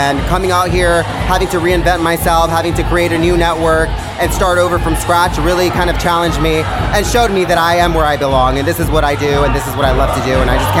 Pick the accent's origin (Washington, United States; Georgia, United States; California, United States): California, United States; Los Angeles; moved away as an adult; now in London, United Kingdom; I'm from Los Angeles, California, and now living in London.